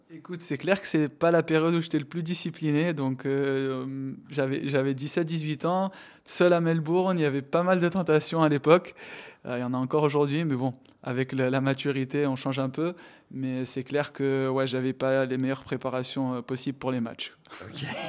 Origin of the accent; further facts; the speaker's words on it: Tunisia; Je suis tunisien